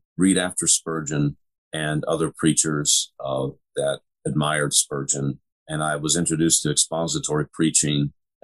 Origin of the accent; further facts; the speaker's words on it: the West, United States; now in St. Louis, United States; I grew up out west